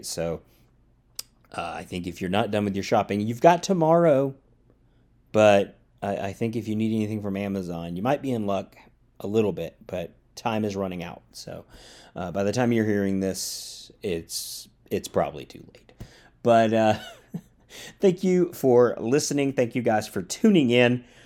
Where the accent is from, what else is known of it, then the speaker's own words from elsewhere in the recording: Georgia, United States; also born or lived in Louisiana / Orlando, Florida; now in Austin, United States; I grew up in the South. I grew up in Georgia